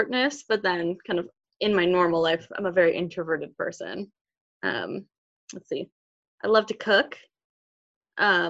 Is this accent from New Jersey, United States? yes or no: no; Ross, California, United States; moved away as an adult; now in Washington, D.C., United States; I'm originally from the Bay Area, from a very small town called Ross in Marin County